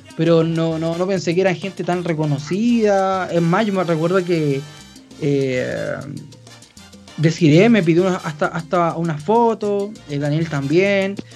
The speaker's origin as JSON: {"language": "Spanish", "country": "Chile", "said": "aquí en mi país"}